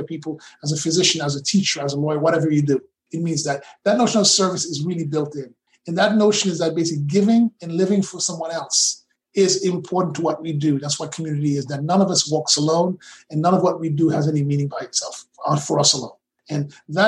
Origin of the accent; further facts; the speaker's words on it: Brooklyn, New York, United States; I grew up in Brooklyn